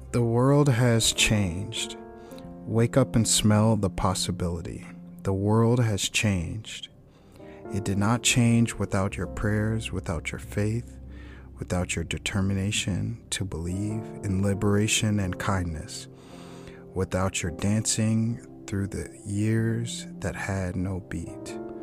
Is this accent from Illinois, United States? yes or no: yes; Chicago, Illinois, United States; growing up in Chicago